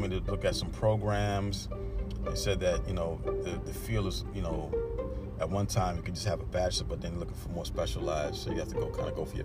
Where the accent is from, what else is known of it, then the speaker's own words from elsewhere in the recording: New York City, New York, United States; I'm from Brooklyn